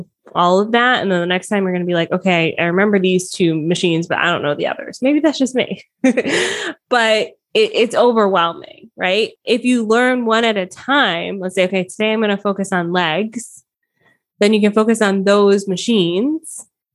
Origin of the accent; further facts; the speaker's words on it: Atlanta, Georgia, United States; also born or lived in Miami, Florida; now in Southern Ontario, Canada; raised in Atlanta